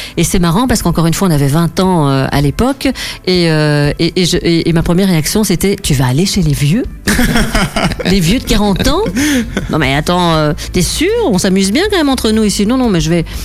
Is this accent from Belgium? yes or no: yes; Cuesmes, Wallonia, Belgium; je suis de Quem